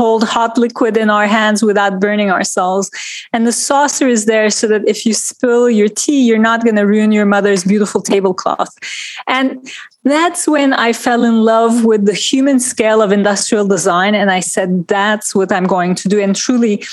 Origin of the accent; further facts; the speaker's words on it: Turkey; moved away as an adult; now in New York, United States; But I grew up in Turkey in a family of lawyers